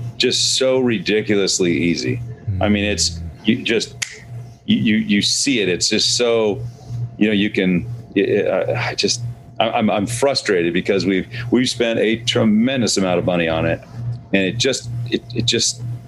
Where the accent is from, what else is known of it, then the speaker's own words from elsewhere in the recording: Seattle, Washington, United States; now in Scottsdale, United States; I'm from Seattle